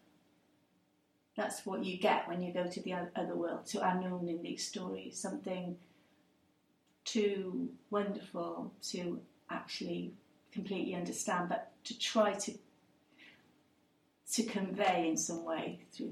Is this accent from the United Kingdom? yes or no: yes; Cardiff, Wales, United Kingdom; first language English; I'm a Welsh person, Cardiff, born and bred. English is my first language